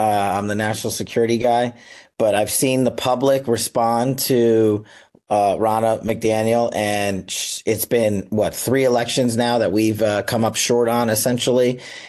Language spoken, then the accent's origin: English; Las Vegas, Nevada, United States; my hometown of Las Vegas, Nevada